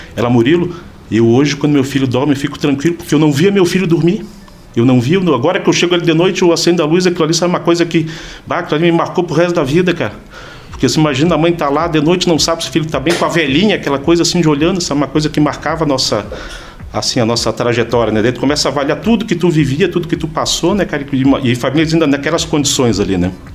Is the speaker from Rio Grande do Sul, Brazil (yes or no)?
no; Florianópolis, Santa Catarina, Brazil; moved away as an adult; also born or lived in São Joaquim; E eu sou natural de Florianópolis, ah, sou filho e neto de joaquinenses